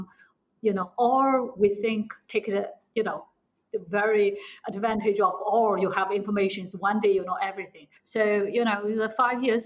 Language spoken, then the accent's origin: English; Shanghai, China; moved away as an adult; also born or lived in United States; I'm from Shanghai